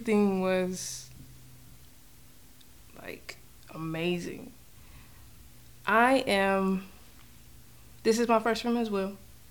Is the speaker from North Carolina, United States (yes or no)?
yes; North Carolina, United States; born and raised in North Carolina, basically grew up watching my mom do this from working at church